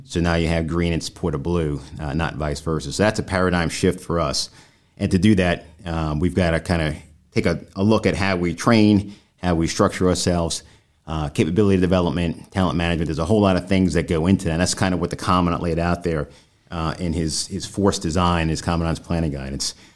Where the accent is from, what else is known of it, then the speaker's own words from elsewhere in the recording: New York, United States; moved away as an adult; in New York, my home state.